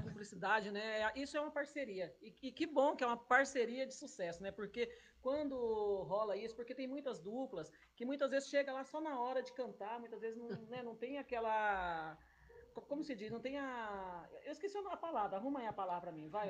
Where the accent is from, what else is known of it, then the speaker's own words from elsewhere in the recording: Goiânia, Goiás, Brazil; em Goiânia, minha terra